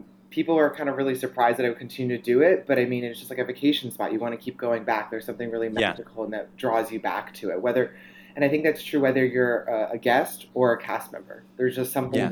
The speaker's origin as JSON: {"language": "English", "region": "Connecticut", "country": "United States", "tie": "born or raised there", "said": "my hometown in Connecticut"}